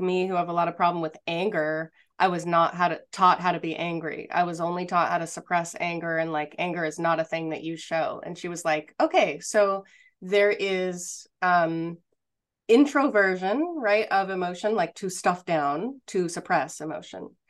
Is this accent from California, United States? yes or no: yes; outside Los Angeles, Southern California, United States; I grew up outside Los Angeles in Southern California